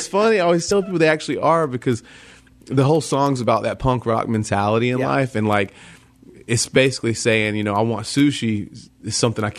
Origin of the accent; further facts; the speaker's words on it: Greenville, South Carolina, United States; Greenville, South Carolina. And there was some point I had a few friends that were Christians, and I grew up in the South where everybody thinks they're Christian just because it's the Bible Belt.